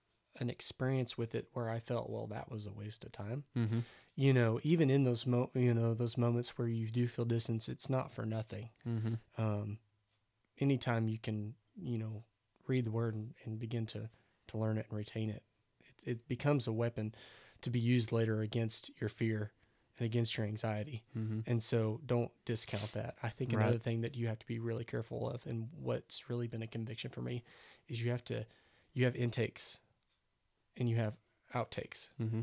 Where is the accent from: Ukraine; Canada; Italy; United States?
United States; Midwest; Man, I'm from the Midwest and I'm a fan of some country music and you know, yeah, I'm pastor's son. Yeah. I'm a believer.